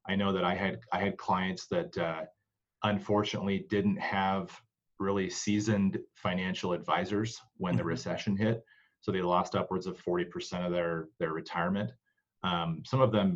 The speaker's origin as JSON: {"language": "English", "area": "Bay Area", "region": "California", "country": "United States", "tie": "born or raised there", "moved": "as an adult", "lives_now": "Utah, United States", "said": "I came out here from California 18 years ago. I was born in the Bay Area."}